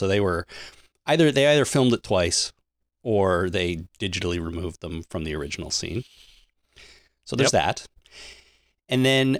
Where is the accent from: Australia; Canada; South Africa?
Canada